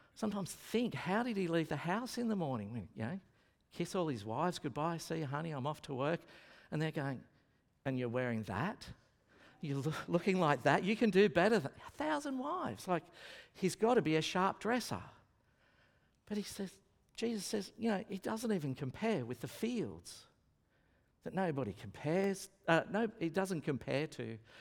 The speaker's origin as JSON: {"language": "English", "town": "Lismore", "region": "New South Wales", "country": "Australia", "moved": "yes", "lives_now": "Brisbane, Australia", "said": "I am from Lismore"}